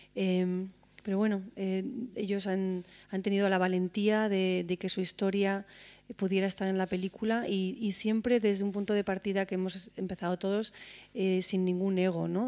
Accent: Spain; como española

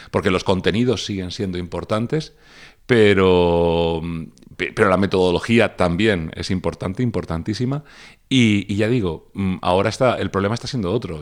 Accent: Region of Murcia, Spain; como mi nombre indica, soy de Murcia

